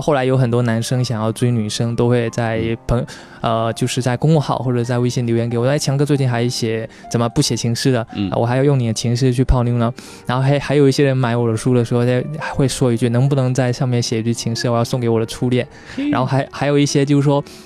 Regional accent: Quanzhou, Fujian, China; moved away; 是闽南人

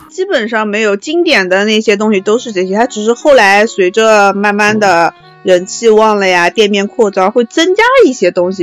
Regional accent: Nanjing, Jiangsu, China; 我们南京人从小吃到大的小馄饨

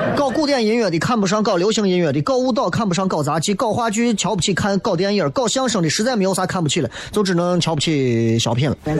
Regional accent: Xi'an, Shaanxi, China; 作为一个西安人

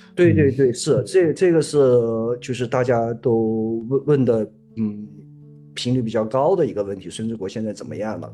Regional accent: Hunan, China; moved away as an adult; now in Chongqing, China; 我是湖南的，然后我是，呃，一，呃，那个零七年去的重庆，去了重庆

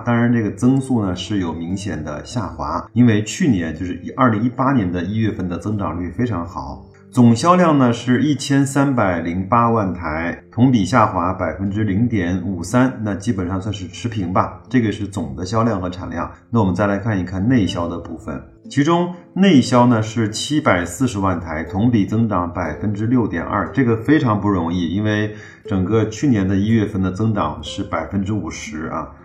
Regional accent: China; 不像我们在中国有

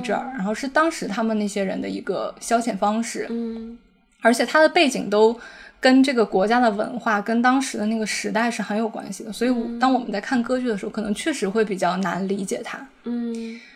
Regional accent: Northeast China, China; 我是一个东北人

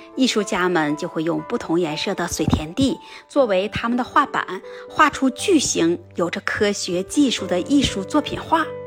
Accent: China; also born or lived in Nagano Prefecture, Japan; now in Nagano, Japan; 我们国家

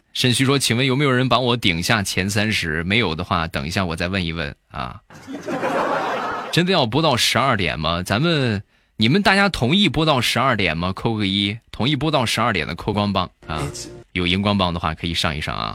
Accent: Shandong, China; accent: Shandong dialect; 我们山东方言比较喜欢说啥呢

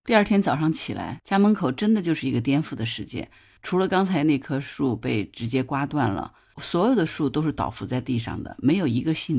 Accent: Hangzhou, Zhejiang, China; 我们这些杭州人

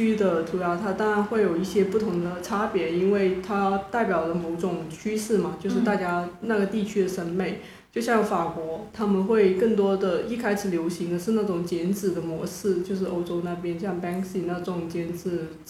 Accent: China; 然后我就问他，就是你到底是从哪一点觉得我是中国人？

